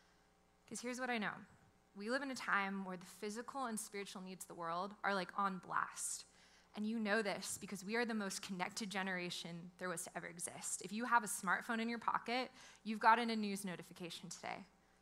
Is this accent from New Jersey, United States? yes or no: yes; New Jersey, United States; also born or lived in California; Like, I'm from New Jersey. I lived out here most of my life. I like cheered for the USC Trojans.